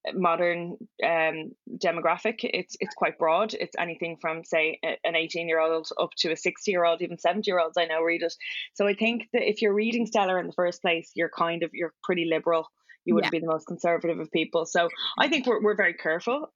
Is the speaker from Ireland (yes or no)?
yes; Ireland; being white and being Irish